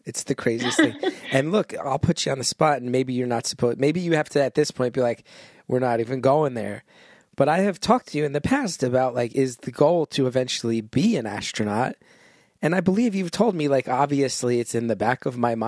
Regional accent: New Jersey, United States; I'm from New Jersey

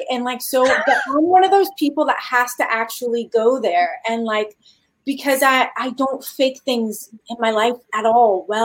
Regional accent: Midwest, United States; also born or lived in Beverly Hills; we're from the Midwest, and my mom was a single mom that moved us to Beverly Hills.

